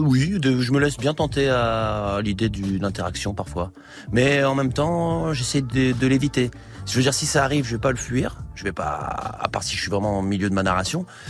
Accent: Metz, Grand Est, France; also born or lived in Paris; J'ai grandi à Metz

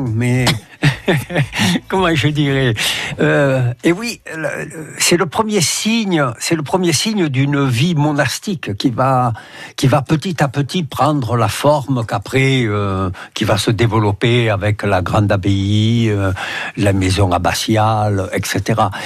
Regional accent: Marseille, Provence-Alpes-Côte d'Azur, France; un lieu que je connais depuis mon enfance

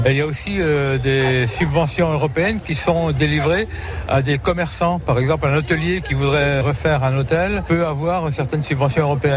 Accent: Reims, Grand Est, France; moved away as an adult; je suis un pur Rémois, je suis né à Reims, je suis un pur souche

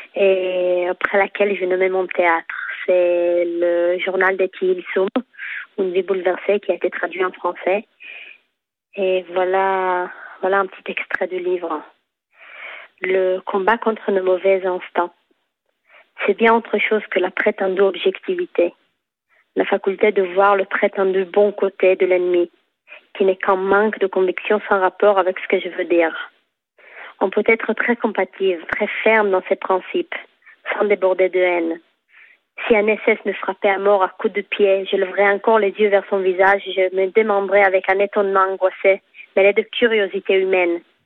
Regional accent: Tel Aviv, Tel Aviv District, Israel; also born or lived in Paris; je viens de Tel Aviv, mais aussi un petit peu de Paris, parce que j'ai vécu six ans à Paris

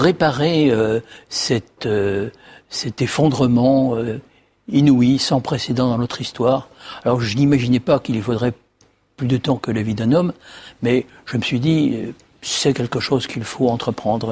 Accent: Haut-Doubs, Bourgogne-Franche-Comté, France; dans le Haut-Doubs, qui est mon pays d'origine

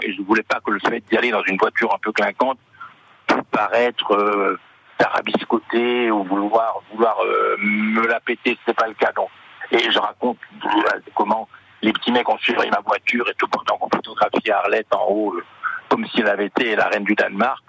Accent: Montpellier, Occitania, France; now in Saint-Rémy-de-Provence, France; je suis né à Montpellier.

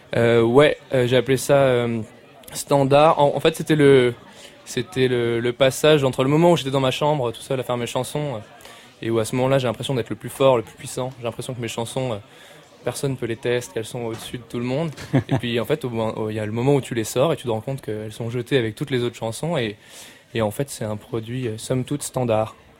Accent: Strasbourg, Grand Est, France; je viens de Strasbourg

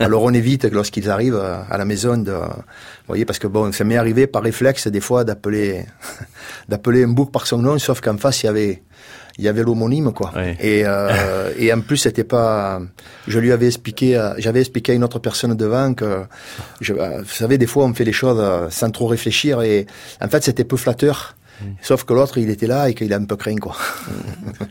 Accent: Marseille, Provence-Alpes-Côte d'Azur, France; accent: Marseillais; also born or lived in Le Rove, Bouches-du-Rhône; malgré mon accent

